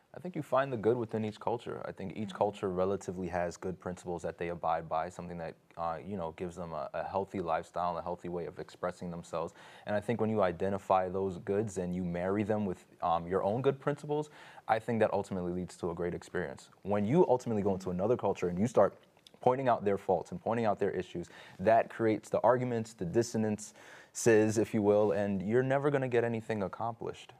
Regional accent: New York City, New York, United States; I grew up in New York

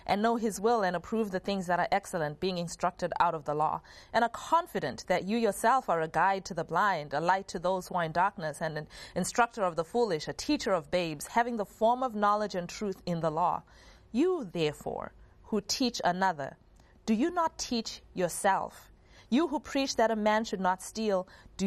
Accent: Zimbabwe; growing up in Zimbabwe

